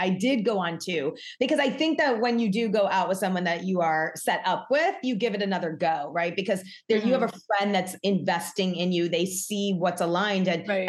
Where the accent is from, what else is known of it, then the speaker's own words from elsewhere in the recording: New York, United States; now in Los Angeles, United States; I'm born and bred New York.